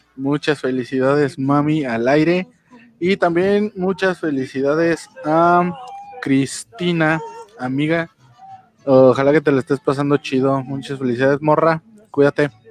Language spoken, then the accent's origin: Spanish; Mexico; soy mexicano